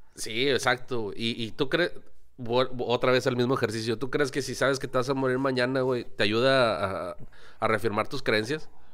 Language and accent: Spanish; Mexico; como mexicanos